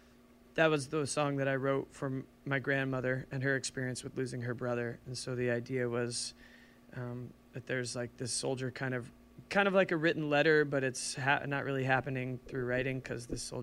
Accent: St. Louis, Missouri, United States; also born or lived in New Orleans, Louisiana; now in Seattle, United States; I grew up in St. Louis

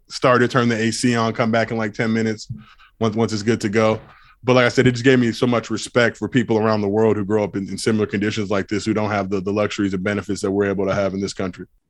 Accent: Los Angeles, California, United States; I grew up in Los Angeles

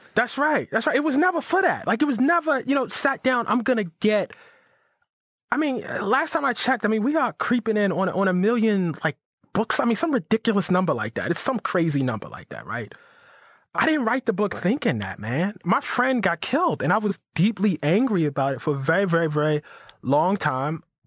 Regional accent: Baltimore, Maryland, United States; I grew up in West Baltimore

